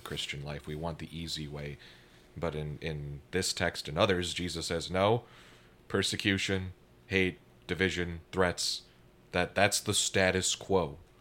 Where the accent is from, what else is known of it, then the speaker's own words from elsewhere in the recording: Minneapolis–Saint Paul, Minnesota, United States; moved away; I come from the Twin Cities back in Minnesota.